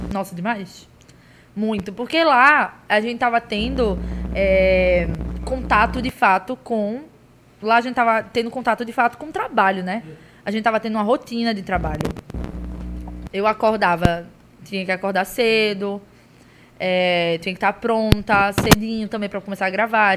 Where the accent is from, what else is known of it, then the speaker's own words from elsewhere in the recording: Pernambuco, Brazil; a gente falou que era de Pernambuco